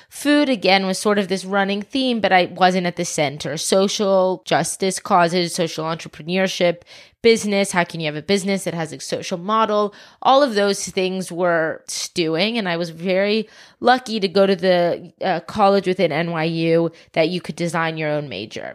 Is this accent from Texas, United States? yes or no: no; Atlanta, Georgia, United States; also born or lived in South Africa; born in South Africa, moved to the States when I was four, grew up in Atlanta